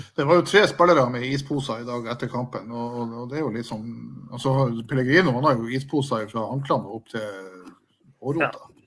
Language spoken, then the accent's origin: Norwegian; Bodø, Nordland, Norway; now in Nannestad, Norway; Som gammel bodøværing